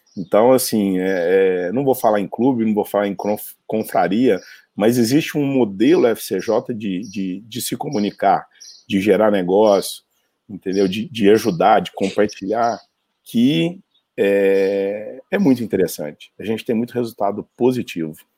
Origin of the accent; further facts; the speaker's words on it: Uberaba, Minas Gerais, Brazil; also born or lived in São Paulo; eu sou de Uberaba, Minas Gerais